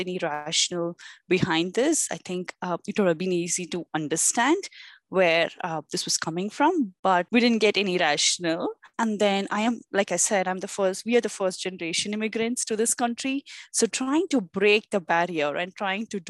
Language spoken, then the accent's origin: English; India; moved away as an adult; also born or lived in North America; now in Toronto, Canada; I grew up in India all my life